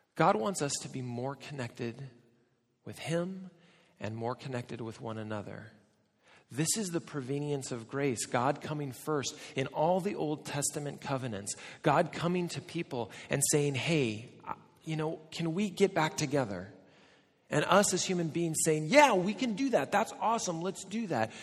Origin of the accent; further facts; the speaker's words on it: United States; Now, I'm American